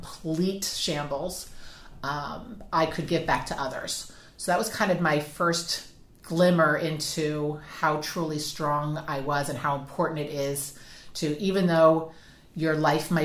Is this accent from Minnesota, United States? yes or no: no; New Jersey, United States; moved away as an adult; now in South Carolina, United States; I'm from New Jersey originally, born and raised with 9 brothers and sisters